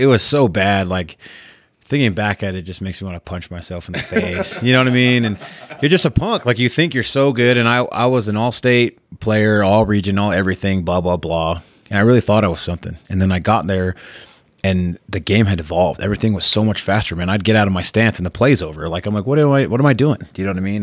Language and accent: English; Spanish Fork, Utah, United States; also born or lived in San Francisco, California; We moved around the state, but I, we settled down in Spanish Fork. So I grew up there, went to high school there.